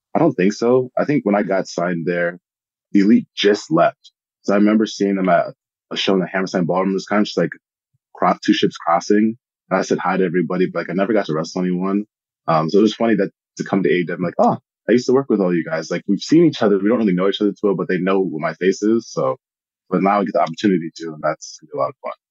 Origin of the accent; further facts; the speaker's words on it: Minnesota, United States; I was born in Minnesota.